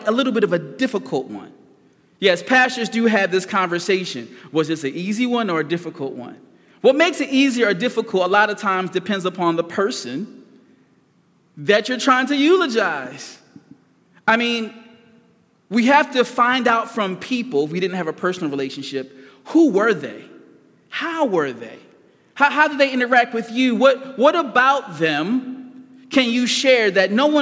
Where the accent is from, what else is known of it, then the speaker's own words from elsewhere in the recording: Philadelphia, Pennsylvania, United States; I was raised in North Philadelphia